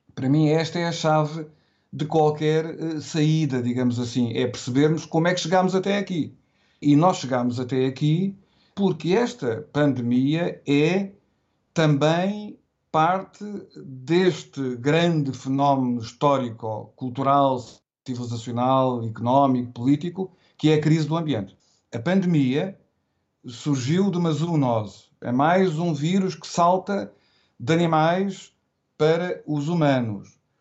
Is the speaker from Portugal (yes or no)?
yes; Portugal; se eu pensar na minha infância e na minha adolescência, eu recordo-me quando em Portugal